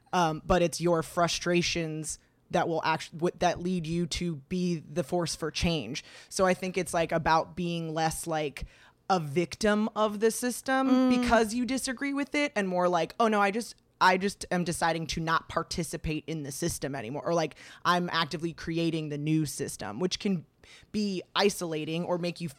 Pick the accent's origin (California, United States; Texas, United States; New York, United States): California, United States; I grew up in the Valley.